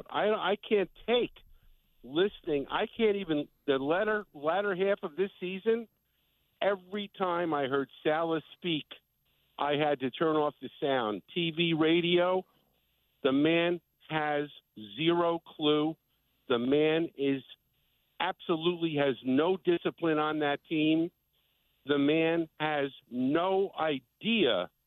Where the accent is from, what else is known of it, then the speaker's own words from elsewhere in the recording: New York, United States; love being a New Yorker